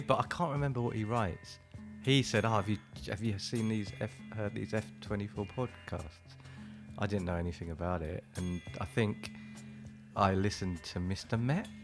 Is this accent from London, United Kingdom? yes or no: yes; Wembley, London, United Kingdom; also born or lived in Ladbroke Grove, London; grew up in Wembley